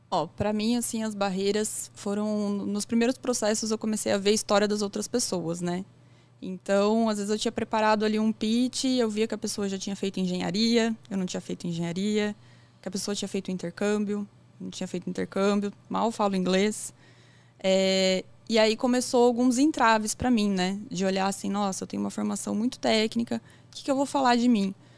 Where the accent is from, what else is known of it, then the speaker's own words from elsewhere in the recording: São Carlos, São Paulo, Brazil; eu sou natural de São Carlos também